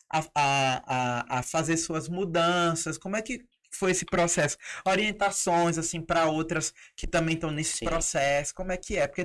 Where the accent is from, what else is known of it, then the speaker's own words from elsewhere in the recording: Ceará, Brazil; Eu sou do Ceará, né?